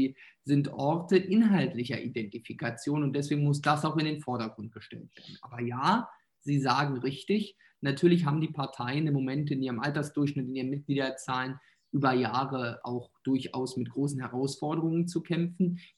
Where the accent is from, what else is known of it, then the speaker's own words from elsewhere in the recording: eastern Germany, Germany; ich komme ja aus Ostdeutschland, habe ja einen ostdeutschen Wahlkreis